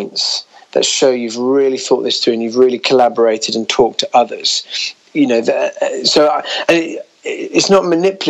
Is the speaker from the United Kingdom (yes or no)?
yes; United Kingdom; being a Brit